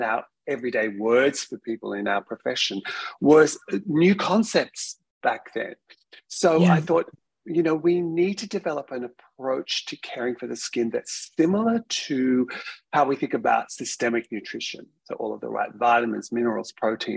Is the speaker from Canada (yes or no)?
no; Australia; being an Australian scientist